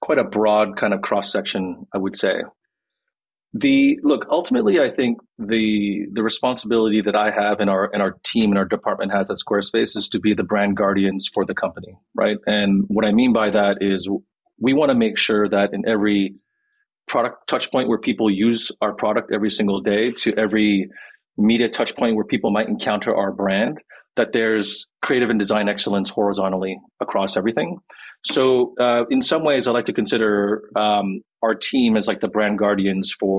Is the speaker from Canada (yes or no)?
yes; Quebec, Canada; I'm from Quebec in Canada. So I'm like a French Canadian Korean.